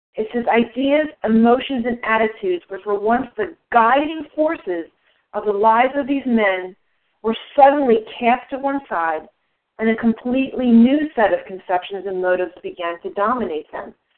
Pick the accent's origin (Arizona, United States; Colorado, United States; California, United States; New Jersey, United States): New Jersey, United States; I'm from New Jersey